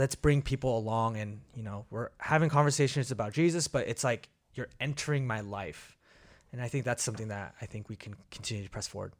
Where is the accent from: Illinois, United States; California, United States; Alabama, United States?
California, United States; Bay Area; moved away as an adult; also born or lived in Korea / Kansas City, Missouri; now in Portland, United States; we came to, uh, the Bay Area and did kindergarten to, uh, high school, public school